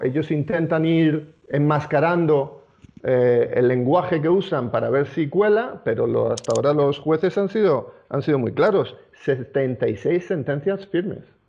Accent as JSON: {"language": "Spanish", "country": "Spain", "said": "los ciudadanos judíos españoles, somos ciudadanos españoles"}